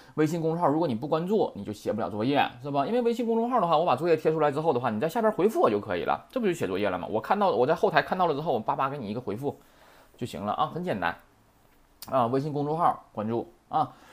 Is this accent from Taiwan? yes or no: no; China; 咱们中国人